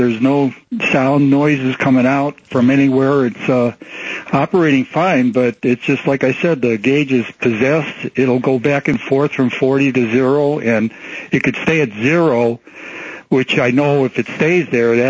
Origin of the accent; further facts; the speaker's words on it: Cleveland, Ohio, United States; now in Mesa, United States; I'm from Cleveland